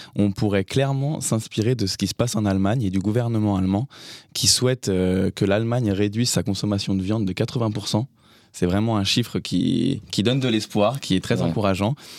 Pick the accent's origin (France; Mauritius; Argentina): France; chez nous en France